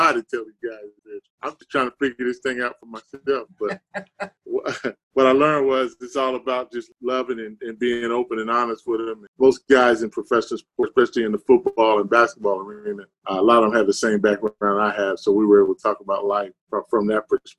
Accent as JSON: {"language": "English", "town": "Philadelphia", "region": "Pennsylvania", "country": "United States", "tie": "born or raised there", "said": "I grew up in Philadelphia. I'm an inner city kid from Philly."}